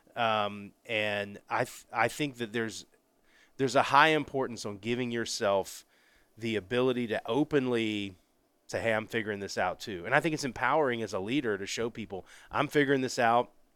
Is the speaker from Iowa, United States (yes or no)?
no; Pensacola, Florida, United States; moved away; I grew up in very blue collar, Pensacola, Florida, great town, my hometown